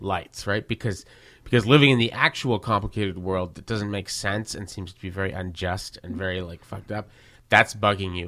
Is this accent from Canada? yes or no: yes; Verdun, Quebec, Canada; I grew up in Verdun with lots of people like